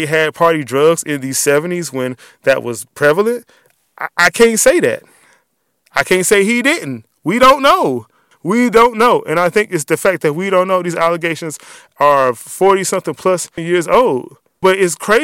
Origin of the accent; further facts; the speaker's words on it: Washington, District of Columbia, United States; I grew up in Southeast D.C.